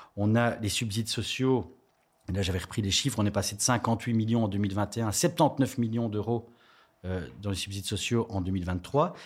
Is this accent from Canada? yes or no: no; Charleroi, Wallonia, Belgium; je suis originaire de Charleroi